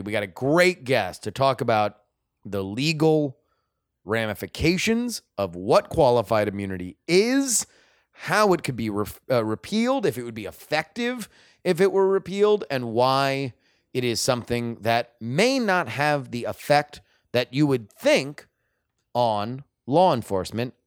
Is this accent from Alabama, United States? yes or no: no; South Florida, United States; I grew up in South Florida. I was in high school when all of this happened in my backyard